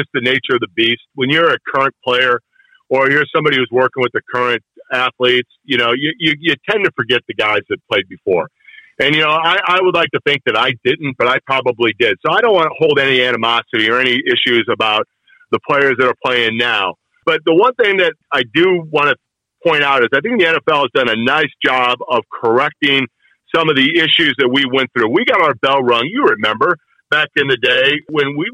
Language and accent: English; Chicago, Illinois, United States; accent: Chicago; moved away as an adult; now in Kansas City, United States; growing up on the South Side of Chicago